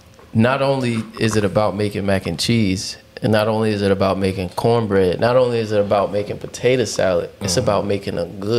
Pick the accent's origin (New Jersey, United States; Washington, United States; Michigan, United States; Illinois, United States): New Jersey, United States; Newark; I grew up in Newark